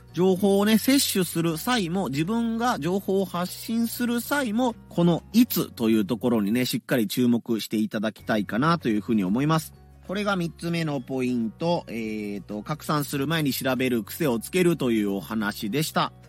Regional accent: Hiroshima, Japan; 地元広島

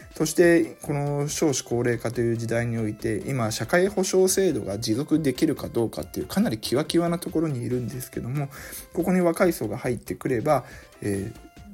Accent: Suzuka, Mie, Japan; 僕の地元の鈴鹿市

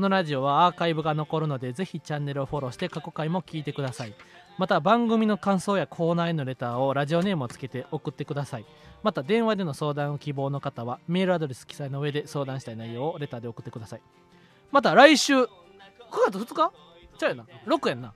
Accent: Kansai, Japan; 俺も関西人やから

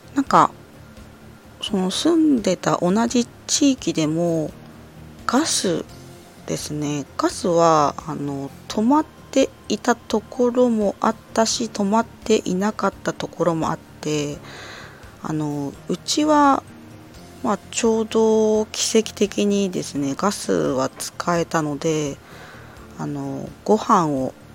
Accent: Ibaraki, Japan; moved away as an adult; also born or lived in Morioka, Iwate; 茨城出身

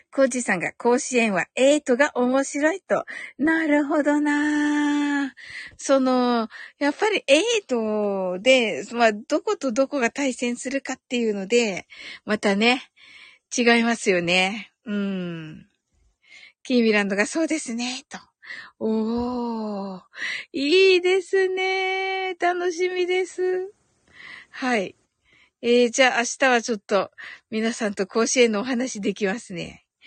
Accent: Kyushu, Japan; 私九州人

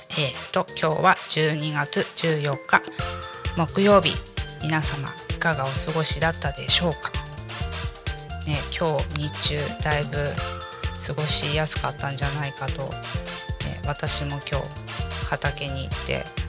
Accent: Kanagawa, Japan; now in Tako, Japan; 私もともと神奈川の生まれなので

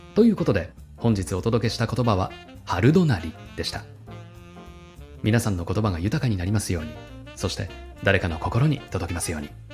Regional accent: Shizuoka, Japan; 私のふるさと静岡は寒桜が有名

